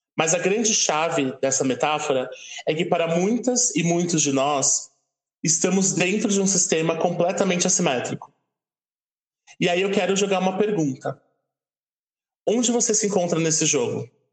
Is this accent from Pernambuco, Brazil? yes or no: no; São Paulo, Brazil; eu que sou de São Paulo